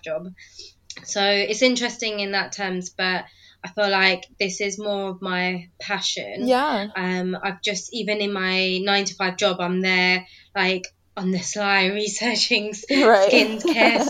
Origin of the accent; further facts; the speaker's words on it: United Kingdom; accent: British; also born or lived in London; I'm British, as you can maybe tell from my accent. I currently live in London